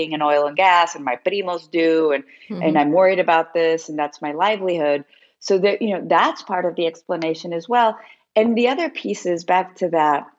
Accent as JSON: {"language": "English", "region": "Arizona", "country": "United States", "tie": "born or raised there", "said": "Arizona, my home state"}